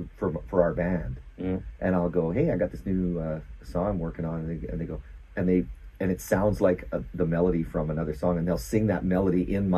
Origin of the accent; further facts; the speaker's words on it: Southern Alberta, Canada; I grew up in Southern Alberta